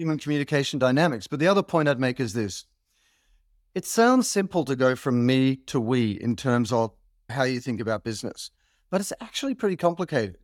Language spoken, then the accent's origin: English; Australia; as an Australian, you grow up with this idea of being a mate